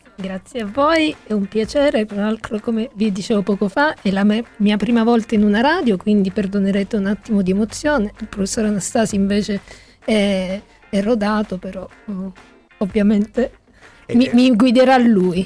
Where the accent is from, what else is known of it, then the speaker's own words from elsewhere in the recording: Calabria, Italy; Io da calabrese